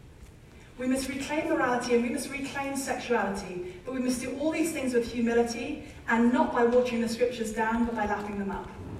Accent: United Kingdom; I'm British

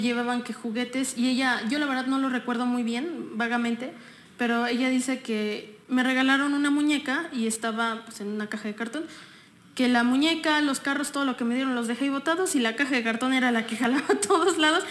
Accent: Texcoco, State of Mexico, Mexico; Nací en la Ciudad de México y un día después me vine a vivir a Texcoco. Entonces, soy texcocana

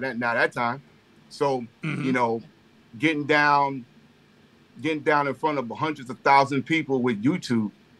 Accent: Long Island, New York, United States; growing up on Long Island

